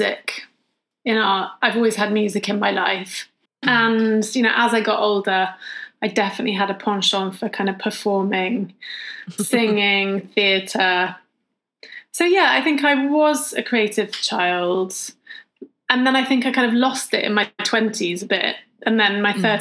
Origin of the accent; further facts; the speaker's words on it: Winchester, South East England, United Kingdom; also born or lived in London; I must have only been about 1.5. And then we moved to Winchester, and there, yeah, we lived in this lovely house on a hill